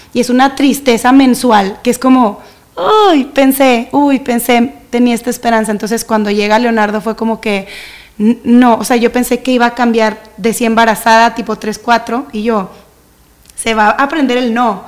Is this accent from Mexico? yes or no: yes; Monterrey, Nuevo León, Mexico; soy de Monterrey, tengo toda mi vida aquí